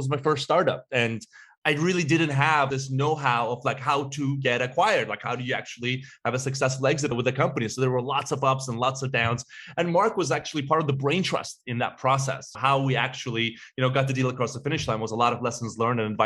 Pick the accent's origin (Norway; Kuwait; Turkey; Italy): Turkey; Istanbul; now in Chicago, United States; I was born and raised in Istanbul, Turkey